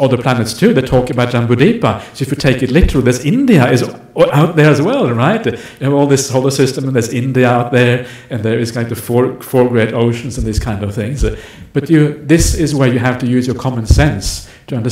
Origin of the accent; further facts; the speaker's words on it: Norway; That's where I'm from. I'm from Norway.